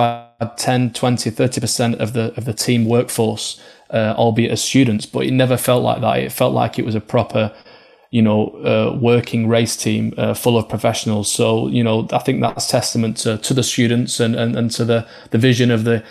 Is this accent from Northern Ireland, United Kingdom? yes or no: no; Oldham, North West England, United Kingdom; being from Oldham, just up the road from Bolton.